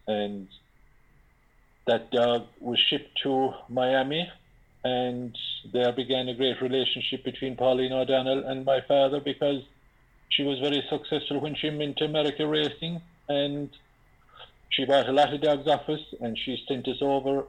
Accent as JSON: {"language": "English", "country": "Ireland", "tie": "born or raised there", "said": "I was born and reared in Alford, a place called Killeagle, a family of seven, five boys and two girls. I being the youngest boy."}